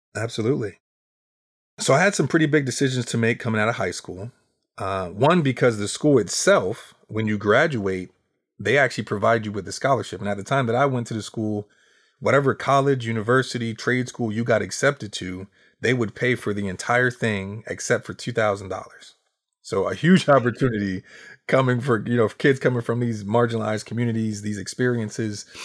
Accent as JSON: {"language": "English", "town": "Harrisburg", "region": "Pennsylvania", "country": "United States", "tie": "born or raised there", "said": "I am from Harrisburg, Pennsylvania, and for those who don't know, Harrisburg is the capital of Pennsylvania"}